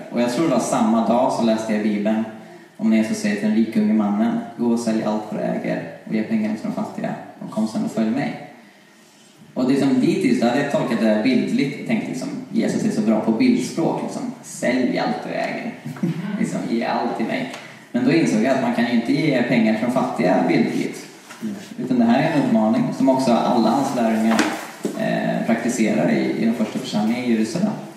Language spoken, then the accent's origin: Swedish; Karlstad, Värmland, Sweden; moved away as an adult; now in Uppsala, Sweden; jag föddes här i Uppsala. Jag eh, bodde i åtta år här och sen så flyttade vi till Karlstad. Och där bodde jag i tio år och kom tillbaka när jag var 18